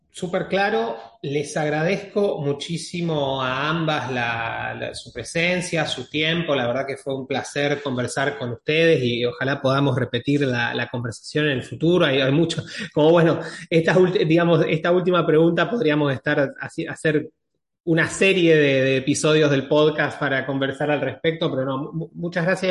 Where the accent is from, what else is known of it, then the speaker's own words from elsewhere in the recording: Argentina; tres somos argentinos